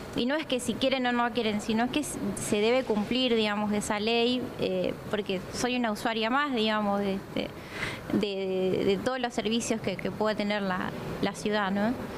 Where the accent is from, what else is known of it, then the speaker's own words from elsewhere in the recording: Laguna Paiva, Santa Fe, Argentina; yo soy de Laguna Paiva